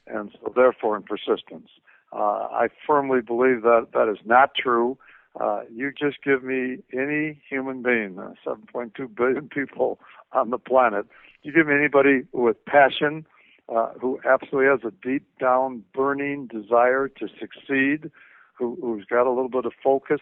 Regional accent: Minneapolis, Minnesota, United States; I'm again from Minneapolis

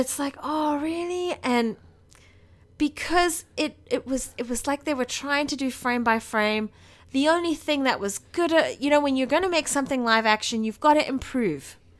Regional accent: South Africa; we're South African

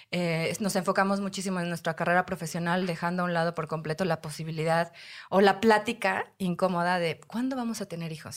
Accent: Puebla, Mexico; Soy de Puebla

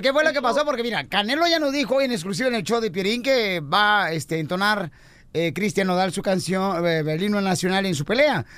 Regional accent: Jalisco, Mexico; Jalisco, en mi pueblo natal, yo fui director de cine

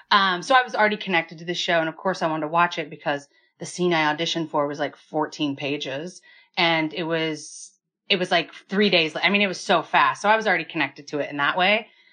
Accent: Kansas, United States; I'm from Kansas

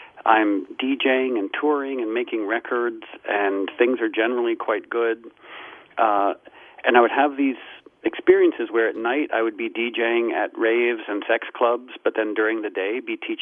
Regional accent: Darien, Connecticut, United States; also born or lived in Harlem, New York; I was born in Harlem, and then at some point in childhood, my mom moved us back to Darien, Connecticut, where she had grown up

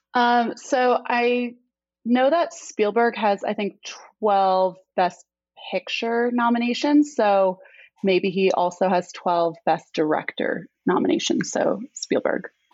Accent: New York, United States; now in Austin, United States; I am from New York

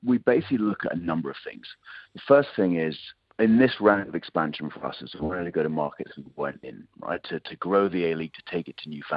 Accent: United Kingdom; accent: British; moved away as an adult; now in Sydney, Australia; I'm probably tell from accent I'm a Brit

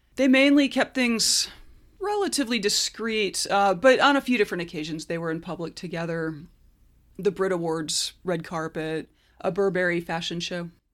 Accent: United States; as an American

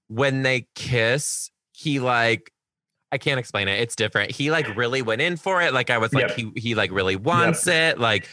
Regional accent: Detroit, Michigan, United States; now in Seattle, United States; I live in Seattle. I'm not from there. I'm from Detroit

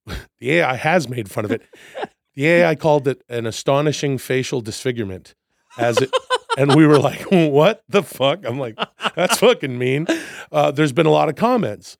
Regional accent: Vancouver, British Columbia, Canada; moved away as an adult; now in United States; I'm from Vancouver, Canada.

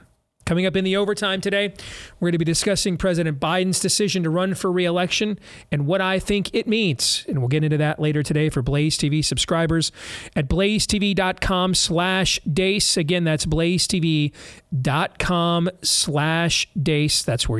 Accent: Georgetown, District of Columbia, United States; But, you know, I grew up in Georgetown. My dad was a GOP operative.

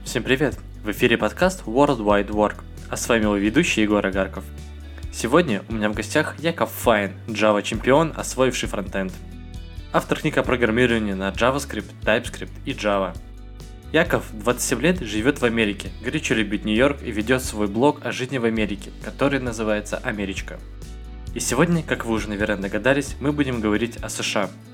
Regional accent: Russia; also born or lived in Magnitogorsk, Chelyabinsk Oblast; я из России

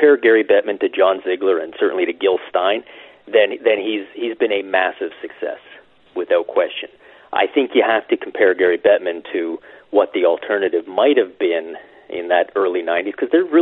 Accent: Canada; as a Canadian fan

